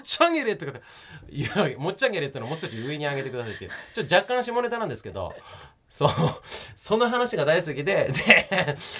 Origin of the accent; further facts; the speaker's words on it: Yokote, Akita, Japan; accent: Akita dialect; moved away; 私は村出身でしたから横手市三内なんで